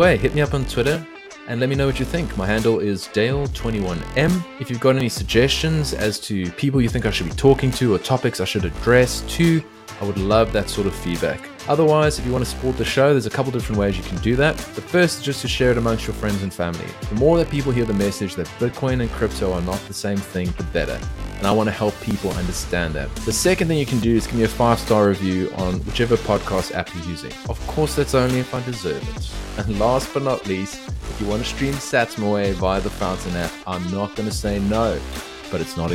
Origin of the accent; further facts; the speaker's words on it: Cape Town, Western Cape, South Africa; now in Australia; Cape Town is my hometown.